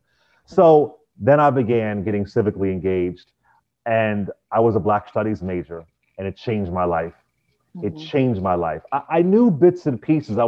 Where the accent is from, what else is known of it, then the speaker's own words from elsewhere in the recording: Philadelphia, Pennsylvania, United States; I grew up in Philadelphia